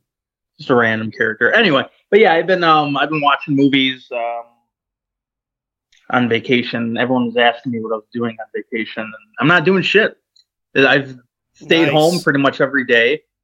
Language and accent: English; United Kingdom; Look at me. I'm British.